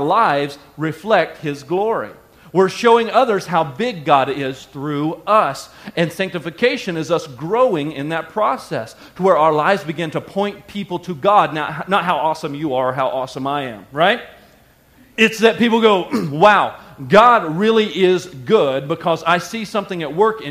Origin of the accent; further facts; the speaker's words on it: the South, United States; I grew up in the South and we used to sing a hymn